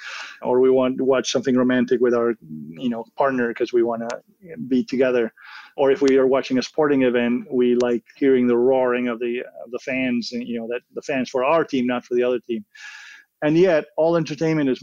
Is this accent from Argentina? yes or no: yes; Argentina; moved away as an adult; also born or lived in California, United States; now in United States; I was born and raised in Argentina. I moved to the U.S. to go